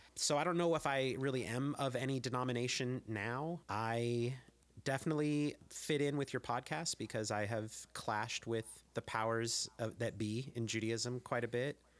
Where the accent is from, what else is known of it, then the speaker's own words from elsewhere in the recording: San Jose, California, United States; now in Berkeley, United States; I grew up in San Jose